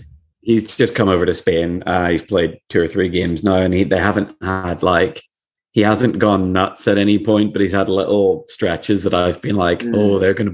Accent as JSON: {"language": "English", "region": "Northern Ireland", "country": "United Kingdom", "tie": "born or raised there", "said": "I'm from Northern Ireland, so I was quite isolated."}